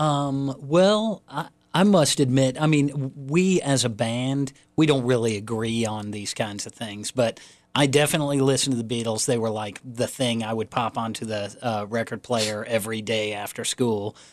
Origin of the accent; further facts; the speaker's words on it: Raleigh, North Carolina, United States; I grew up in Raleigh